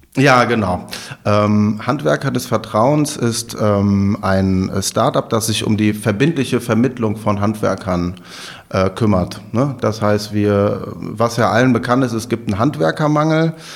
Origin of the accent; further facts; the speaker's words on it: Overath, North Rhine-Westphalia, Germany; also born or lived in Bergisch Gladbach / Leipzig; now in Cologne, Germany; in Bergisch Gladbach bin ich geboren, ich komme aus Overath.